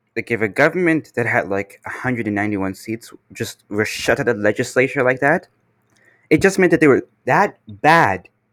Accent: Canada; I'm here from Canada

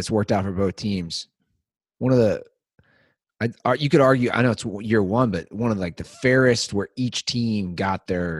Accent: Midwest, United States; I'm a Midwesterner. Born and raised

